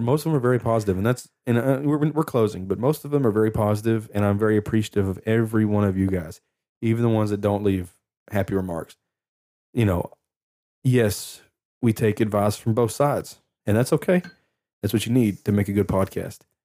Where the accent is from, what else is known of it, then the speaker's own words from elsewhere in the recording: Lufkin, Texas, United States; I'm from Lufkin